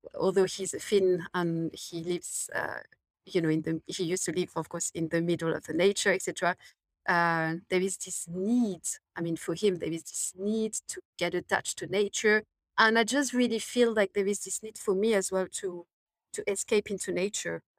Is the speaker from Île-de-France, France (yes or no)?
yes; Paris, Île-de-France, France; now in London, United Kingdom; I'm from Paris, I, I, I was, you know, raised in, in a city